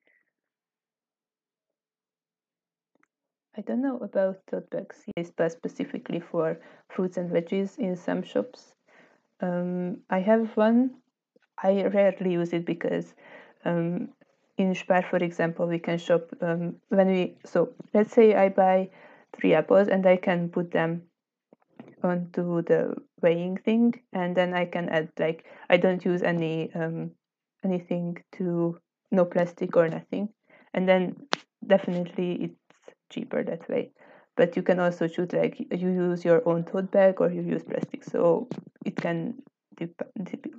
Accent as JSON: {"language": "English", "town": "Pécs", "region": "Baranya", "country": "Hungary", "tie": "born or raised there", "lives_now": "Szeged, Hungary", "said": "my hometown in Pécs"}